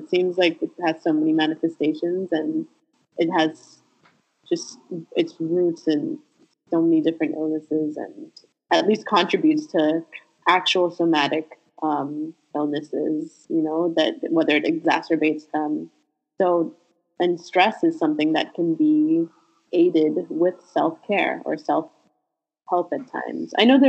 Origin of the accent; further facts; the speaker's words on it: Sint Maarten; now in United States; all throughout my time growing up in St. Martin, I never had them.